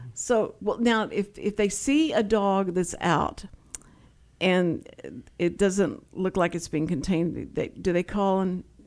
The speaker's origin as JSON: {"language": "English", "town": "Houston", "region": "Texas", "country": "United States", "tie": "born or raised there", "accent": "Texas", "said": "I grew up in Houston, and was born and raised in Houston"}